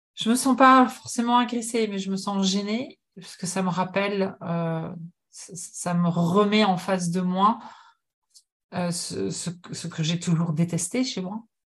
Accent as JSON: {"language": "French", "country": "France", "tie": "born or raised there", "also_born_or_lived": "United States / Japan", "moved": "as an adult", "lives_now": "Montreal, Canada", "said": "Je suis née en France, de parents français, mais j'ai longtemps, j'ai passé beaucoup de temps aux États-Unis lorsque j'étais adolescente"}